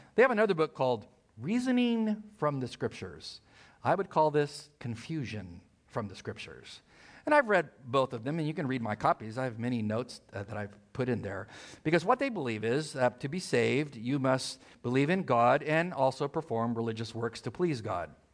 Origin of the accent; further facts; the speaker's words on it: El Centro, California, United States; I was born in El Centro, middle of nowhere.